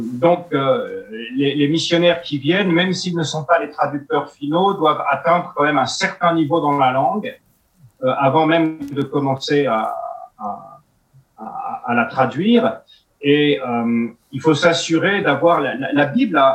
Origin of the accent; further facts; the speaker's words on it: France; first language French; chez nous en France